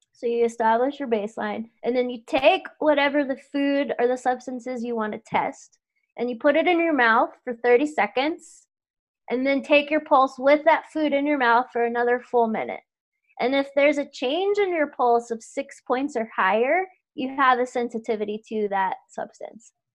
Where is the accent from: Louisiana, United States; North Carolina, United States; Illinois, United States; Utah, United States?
Louisiana, United States; moved away; I grew up in Louisiana